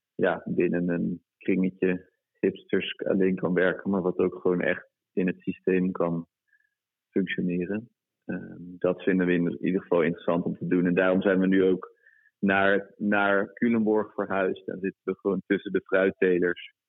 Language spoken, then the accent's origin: Dutch; Brittany, France; moved away; ik kom uit Bretagne. Eh, dat is het west, westkust, westpuntje van Frankrijk.